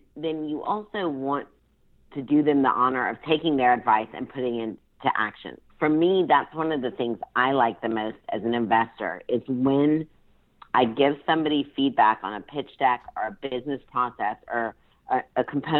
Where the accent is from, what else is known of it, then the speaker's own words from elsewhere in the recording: Baton Rouge, Louisiana, United States; born there; Well, I was born in Baton Rouge, Louisiana, so I am a Southern woman